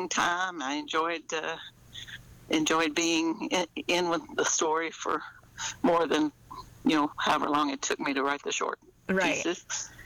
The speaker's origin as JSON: {"language": "English", "region": "Kentucky", "country": "United States", "tie": "born or raised there", "said": "I grew up here in Kentucky"}